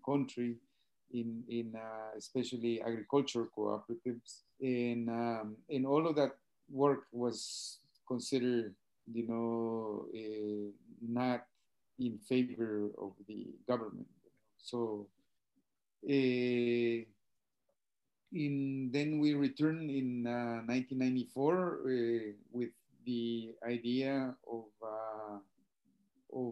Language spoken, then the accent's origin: English; Guatemala; moved away as an adult; also born or lived in United States; now in Ontario, Canada; from originally from Guatemala and currently living here in Ontario, Canada.